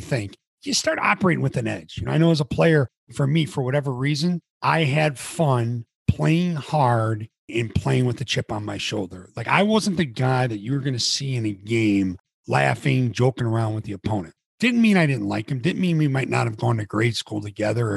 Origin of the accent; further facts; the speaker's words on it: near Palatine, Illinois, United States; Harper College, junior college right around my hometown. It was in Palatine, Illinois.